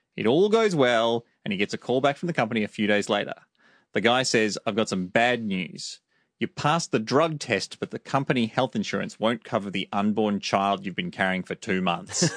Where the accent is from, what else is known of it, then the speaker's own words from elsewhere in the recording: Australia; I'm from Australia.